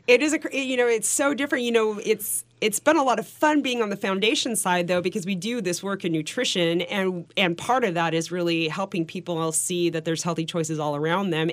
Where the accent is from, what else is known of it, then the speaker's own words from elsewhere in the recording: Portland, Oregon, United States; moved away; also born or lived in New York City; I was from Portland, Oregon, so I was the pers-, one person in this office in New York City